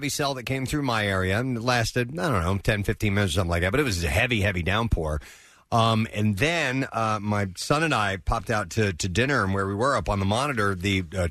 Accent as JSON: {"language": "English", "region": "Missouri", "country": "United States", "tie": "born or raised there", "moved": "as an adult", "lives_now": "Philadelphia area, United States", "said": "growing up in Missouri, this was a regular thing in the spring."}